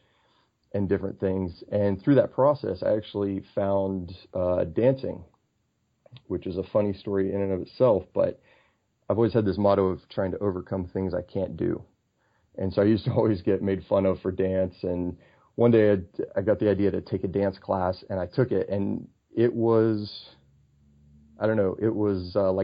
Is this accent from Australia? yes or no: yes; Australia; moved away; also born or lived in Houston / Cincinnati / Wyoming; I spent 8 years growing up in Australia